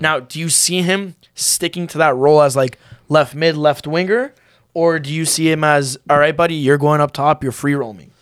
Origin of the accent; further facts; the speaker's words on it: Canada; we're Canadian, we're kinda used to that.